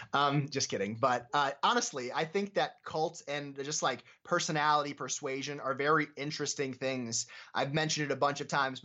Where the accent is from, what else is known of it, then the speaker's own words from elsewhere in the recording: Scranton, Pennsylvania, United States; I'm from Scranton, Pennsylvania, very close to like Binghamton and Albany and all those places.